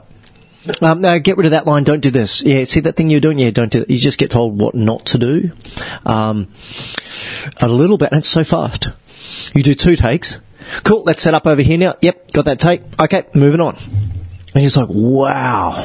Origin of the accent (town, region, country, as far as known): Gold Coast, Queensland, Australia; born or raised there; also born or lived in Africa